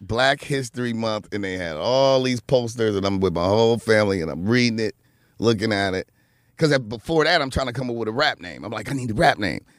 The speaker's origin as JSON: {"language": "English", "town": "Los Angeles", "region": "California", "country": "United States", "tie": "born or raised there", "said": "I grew up in the Crip neighborhood."}